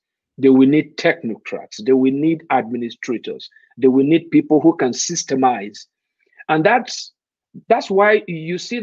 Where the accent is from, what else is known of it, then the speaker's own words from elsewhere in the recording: Nigeria; if I have Naira in my pocket as a Nigerian